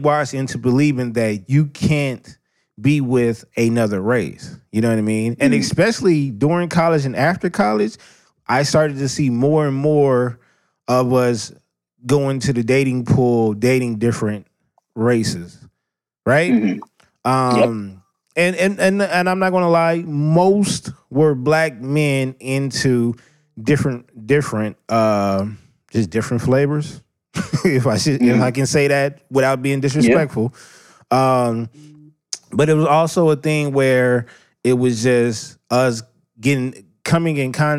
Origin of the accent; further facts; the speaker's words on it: Los Angeles, California, United States; also born or lived in Inglewood, California; I am from Southern California, Los Angeles, California, South Central, Watch, whatever you want to call it, been all over the place. Born in Inglewood, raised on the East Side